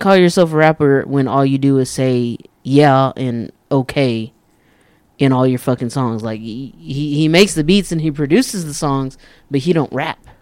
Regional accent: Amarillo, Texas, United States; I'm from Amarillo

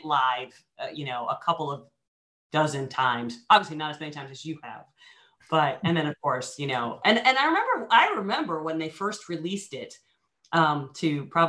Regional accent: Tiffin, Ohio, United States; also born or lived in Columbus, Ohio; I'm from Tiffin originally

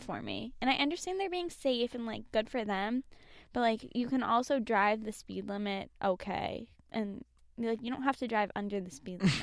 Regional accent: Boston, Massachusetts, United States; growing up in Boston and, like, outside the city

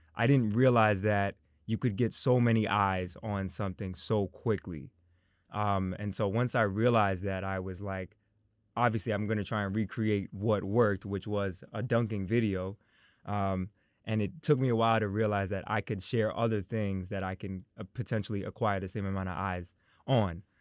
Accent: Tuckahoe, New York, United States; growing up in Tuckahoe

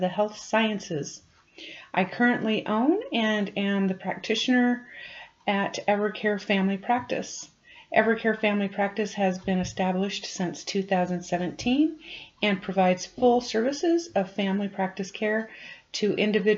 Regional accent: Farmington, New Mexico, United States; I was born and raised in New Mexico, graduated from Farmington High School

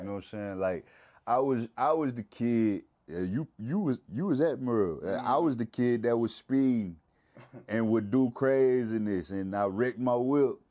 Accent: Mississippi, United States; I'm from, I'm from Mississippi

